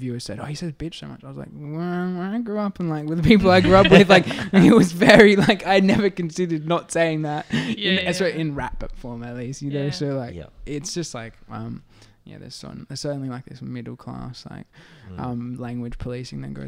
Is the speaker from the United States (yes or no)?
no; Adelaide, South Australia, Australia; I grew up in Adelaide